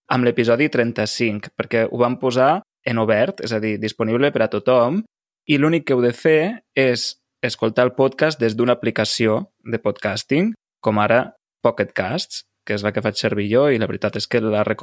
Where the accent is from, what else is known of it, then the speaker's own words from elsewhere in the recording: Lleida, Catalonia, Spain; jo sóc de Lleida, allà sobretot el que es cultiva són arbres fruiters, per exemple, presseguers, pomers, mm -hmm. perers, no? Es fa mm. molta nectarina, també